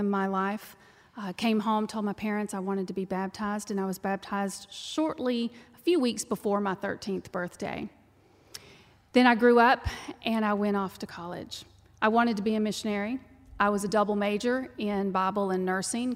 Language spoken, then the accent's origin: English; Texas, United States; accent: twang; you can tell by the twang that I'm from Texas. I was raised on a dirt ranch